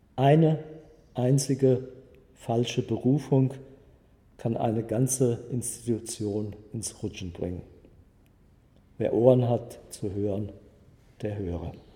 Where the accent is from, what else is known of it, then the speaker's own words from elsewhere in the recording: Friedberg, Hesse, Germany; also born or lived in Frankfurt; Ich wurde 1950 in Friedberg in Oberhessen geboren